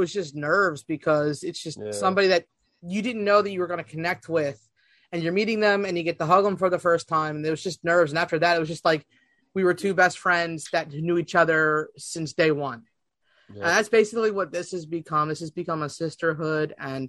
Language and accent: English; Philadelphia, Pennsylvania, United States; now in Delaware, United States; Yes, but I'm a transplant Delawarean. I'm originally from the Philly area